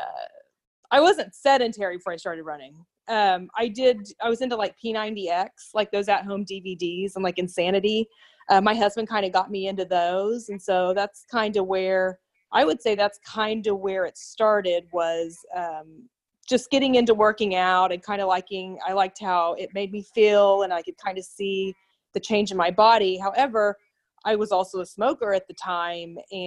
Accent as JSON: {"language": "English", "town": "Bixby", "region": "Oklahoma", "country": "United States", "said": "I'm from Bixby, Oklahoma, which, if you're not familiar, it's just south of Tulsa"}